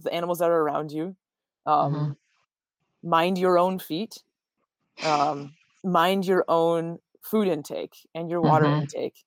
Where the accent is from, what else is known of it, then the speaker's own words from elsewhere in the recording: northern Minnesota, United States; I grew up in the snow. I'm born and raised in Minnesota, especially northern Minnesota